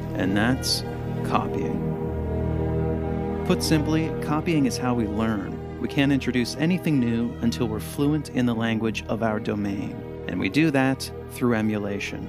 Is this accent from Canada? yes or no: yes; Canada; now in United States; I am originally Canadian, but I now live in the United States